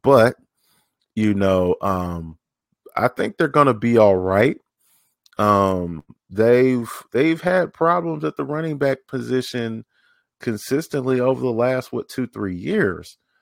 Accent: Tennessee, United States; also born or lived in Jackson, Mississippi / Oklahoma; I grew up in Tennessee, been raised in Tennessee off and on

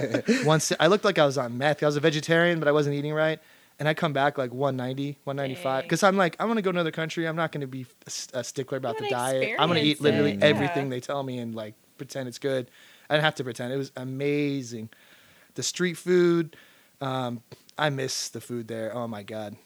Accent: United States; I'm fucking American

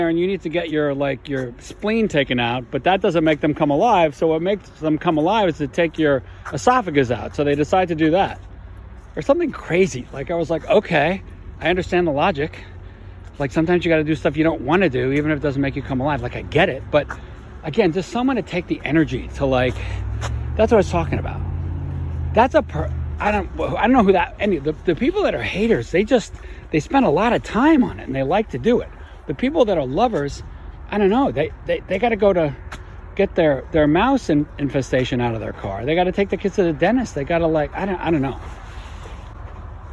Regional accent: New York, United States; moved away as an adult; now in Vermont, United States; I grew up in New York in the 60s and 70s

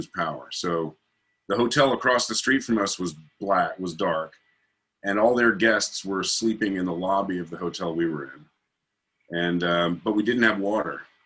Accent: Massachusetts, United States; I'm from Massachusetts

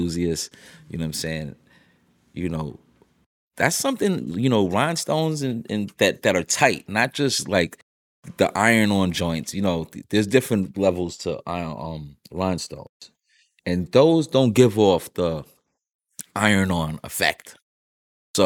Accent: New York City, New York, United States; I'm from Harlem

